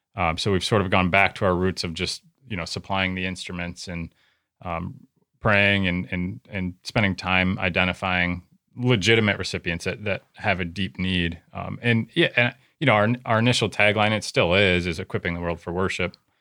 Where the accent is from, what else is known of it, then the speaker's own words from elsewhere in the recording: United States; as a American Christian churchgoer at a big church